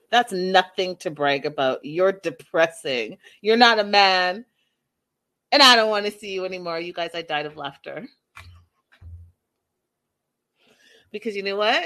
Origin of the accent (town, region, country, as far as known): Canada